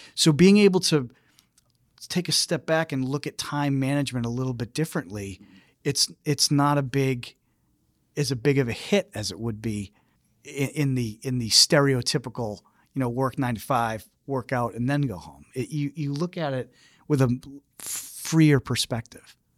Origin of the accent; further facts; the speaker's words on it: Ireland; being Irish